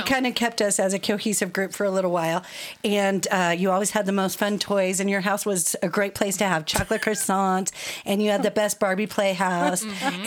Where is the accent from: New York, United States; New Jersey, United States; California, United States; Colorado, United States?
Colorado, United States; Arvada; also born or lived in Georgia, United States; I was born in Colorado, and we lived in Georgia for six years. When we came back in 1980, um, started going to public school in Arvada